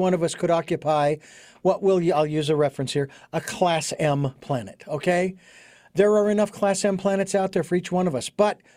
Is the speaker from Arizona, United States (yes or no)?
yes; Phoenix, Arizona, United States; moved away; I was living in Phoenix, my hometown